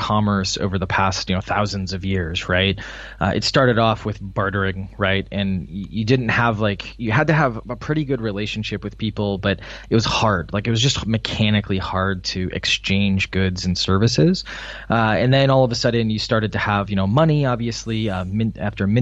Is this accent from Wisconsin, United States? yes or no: yes; Wisconsin, United States; moved away as an adult; also born or lived in Illinois; now in Boston, United States; I'm from Wisconsin, which for any international listeners, that's kind of in the middle of the U.S. A lot of dairy farms. So I grew up kind of in that area